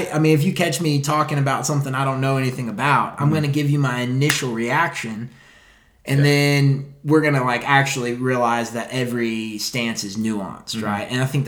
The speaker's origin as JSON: {"language": "English", "region": "Texas", "country": "United States", "said": "oh, you're from California? No, I'm from Texas."}